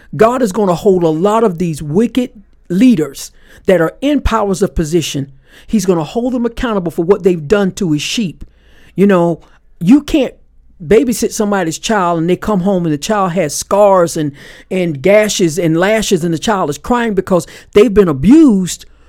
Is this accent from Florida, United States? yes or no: yes; Panama City, Florida, United States; I was born in Panama City, Florida